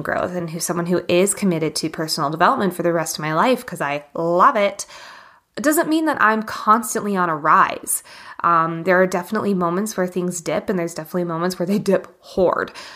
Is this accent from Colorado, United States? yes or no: yes; Boulder, Colorado, United States; my hometown of Boulder, Colorado